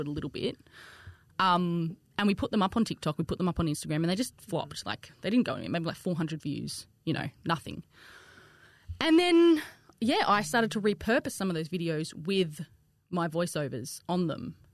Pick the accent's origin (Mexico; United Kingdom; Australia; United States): Australia; accent: bogan twang